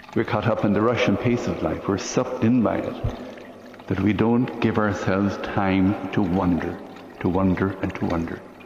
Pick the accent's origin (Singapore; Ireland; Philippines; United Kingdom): Ireland; Limerick, County Limerick; Here in the city of Limerick, in the middle of the last century